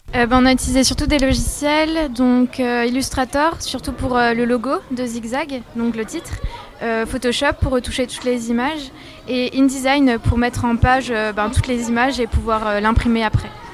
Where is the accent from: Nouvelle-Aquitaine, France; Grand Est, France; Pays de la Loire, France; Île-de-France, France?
Grand Est, France; Moselle; je viens de Moselle